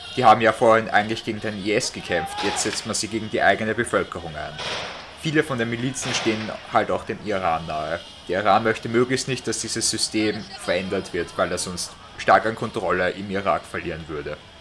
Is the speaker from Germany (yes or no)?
no; Austria; Also bei uns in Österreich